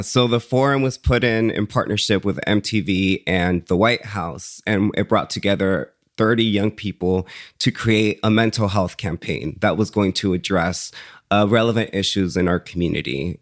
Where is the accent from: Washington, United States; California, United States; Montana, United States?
California, United States; Woodland; English is a second language; also born or lived in Jalisco, Mexico / San Francisco; I grew up in Woodland, California